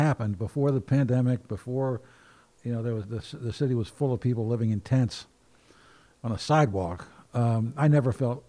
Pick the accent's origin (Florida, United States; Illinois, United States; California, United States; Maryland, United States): Maryland, United States; Baltimore; now in Portland, United States; I'm from Baltimore.